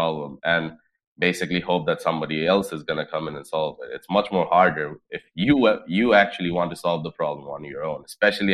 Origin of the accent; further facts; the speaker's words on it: Dhaka, Dhaka Division, Bangladesh; I grew up in Dhaka, which is the capital of Bangladesh